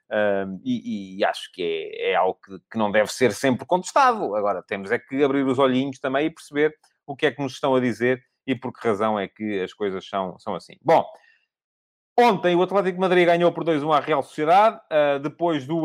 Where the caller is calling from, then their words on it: Cape Verde; Sou de Cabo Verde, aqui também aconteceu o mesmo.